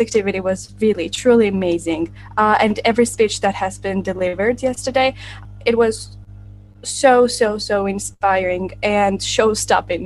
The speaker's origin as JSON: {"language": "English", "town": "Tbilisi", "country": "Georgia", "said": "I am from Georgia, Tbilisi, which is the capital city of our country."}